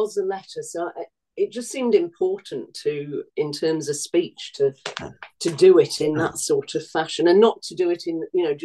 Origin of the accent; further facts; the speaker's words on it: Manchester, North West England, United Kingdom; also born or lived in Burnage; now in Stockport, United Kingdom; I love Manchester. It's my hometown